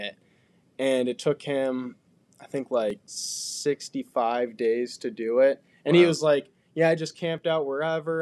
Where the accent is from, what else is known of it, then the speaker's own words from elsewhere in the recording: Marquette, Michigan, United States; now in Bluffton, United States; I grew up in Marquette, and it's a phenomenal biking place